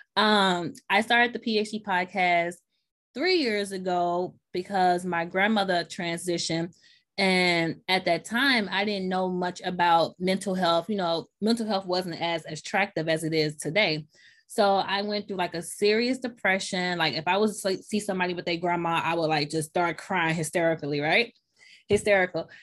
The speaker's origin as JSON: {"language": "English", "town": "Memphis", "region": "Tennessee", "country": "United States", "tie": "born or raised there", "accent": "Southern", "moved": "yes", "lives_now": "New York, United States", "said": "So I was raised in Memphis, Tennessee"}